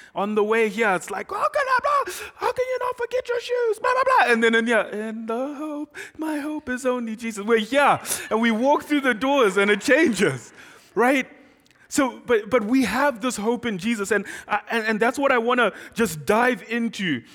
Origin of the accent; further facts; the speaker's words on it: Zimbabwe; first language Shona; English is a second language; moved away as an adult; now in Doylestown, United States; I am from Zimbabwe